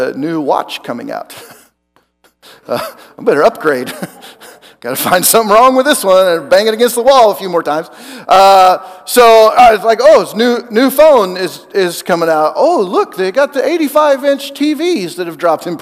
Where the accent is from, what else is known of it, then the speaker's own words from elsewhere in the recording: Oregon, United States; moved away as an adult; also born or lived in Joplin, Missouri; I'm from Oregon and I went to college in Joplin, Missouri.